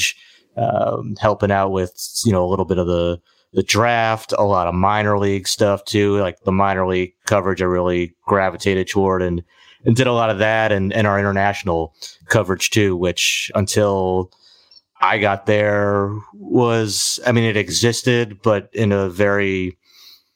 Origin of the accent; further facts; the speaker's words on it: Boston, Massachusetts, United States; I grew up a Red Sox fan, just growing up in Boston, being 6 years old in Boston